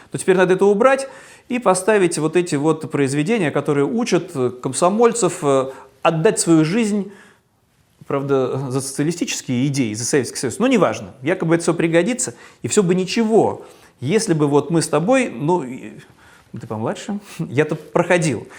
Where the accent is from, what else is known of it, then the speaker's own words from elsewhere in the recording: Saint Petersburg, Russia; в моем родном городе